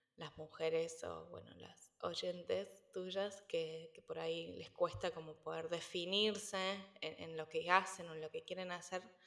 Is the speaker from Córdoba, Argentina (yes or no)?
yes; Córdoba, Argentina; moved away as an adult; also born or lived in Buenos Aires, Argentina / Spain; now in United States; Yo no soy de Buenos Aires, yo soy de Córdoba, en el centro del país, entonces también a los 17 años me fui de la ciudad